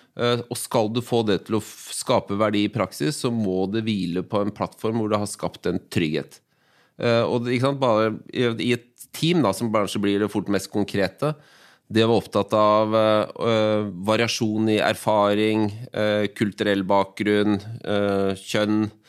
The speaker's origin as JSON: {"language": "Norwegian", "region": "Oslo", "country": "Norway", "tie": "born or raised there", "said": "jeg, er født og oppvokst i Groruddalen"}